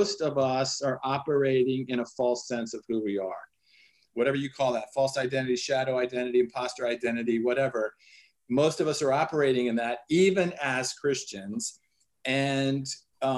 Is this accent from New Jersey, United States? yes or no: no; Washington, District of Columbia, United States; moved away as an adult; I grew up in Washington, D.C.